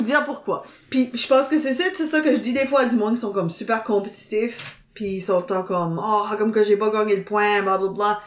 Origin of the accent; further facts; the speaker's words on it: Dieppe, New Brunswick, Canada; moi je viens de Dieppe